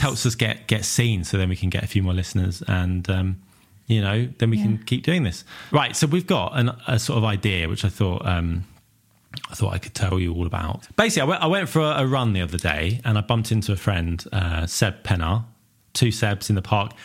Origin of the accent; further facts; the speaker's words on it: Southend-on-Sea, East of England, United Kingdom; I'm from Southend